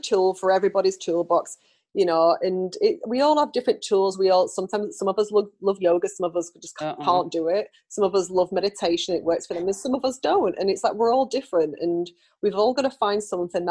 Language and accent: English; United Kingdom; now in United States; I'm British